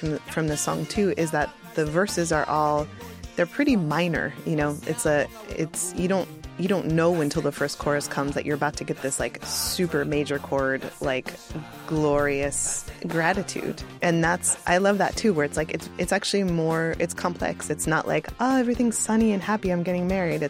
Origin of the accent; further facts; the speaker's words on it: United States; as a white American kid